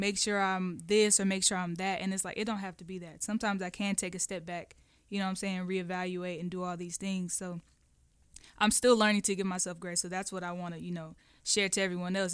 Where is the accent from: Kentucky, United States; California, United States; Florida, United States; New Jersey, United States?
California, United States; Oakland; moved away; Oakland is, is, it was rough